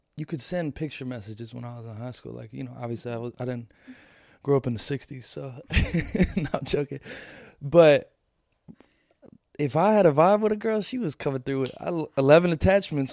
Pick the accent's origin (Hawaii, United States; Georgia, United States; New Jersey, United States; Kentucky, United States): Kentucky, United States; Louisville; born or raised there